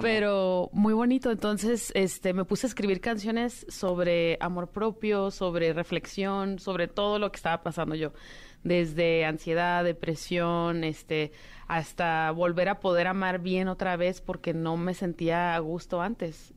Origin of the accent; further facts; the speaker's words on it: Baja California, Mexico; also born or lived in Paris, France; now in Los Angeles, United States; yo soy de, de Baja California